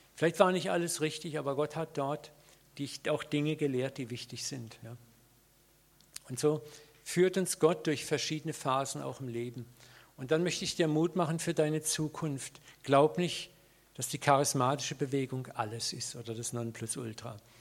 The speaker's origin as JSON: {"language": "German", "country": "Germany", "said": "als Deutsche"}